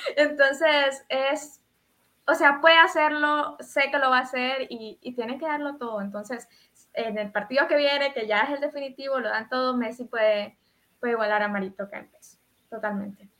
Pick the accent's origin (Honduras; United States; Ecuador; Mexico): Honduras; aquí en Honduras